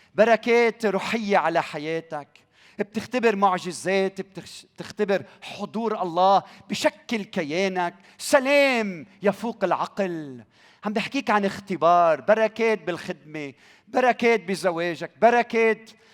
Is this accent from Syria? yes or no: no; Lebanon; بلدنا لبنان